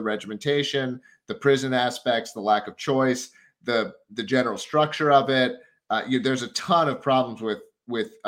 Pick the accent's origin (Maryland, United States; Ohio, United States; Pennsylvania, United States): Pennsylvania, United States; Philadelphia; I grew up in the Philly area and lived in West Philadelphia for about 5 years.